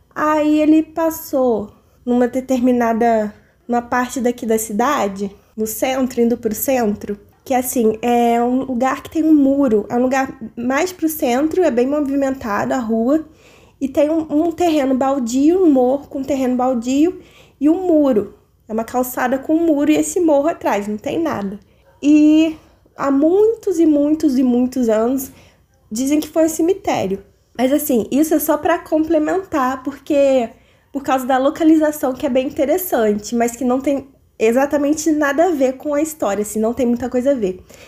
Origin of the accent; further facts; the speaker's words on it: interior of Rio de Janeiro, Brazil; eu sou do interior do Rio de Janeiro